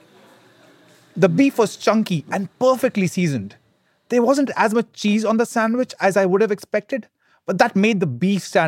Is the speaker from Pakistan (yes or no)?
yes; Lahore, Punjab, Pakistan; I'm back in my hometown of Lahore, Pakistan.